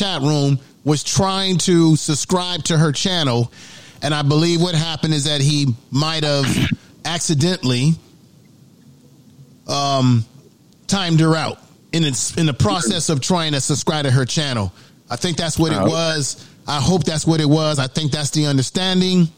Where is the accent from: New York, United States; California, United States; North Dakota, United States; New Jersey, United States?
California, United States; Bay Area; also born or lived in Baltimore, Maryland; in the Bay Area, you know, where I'm from, you know, I was born in Baltimore, but I grew up most of my time in the Bay Area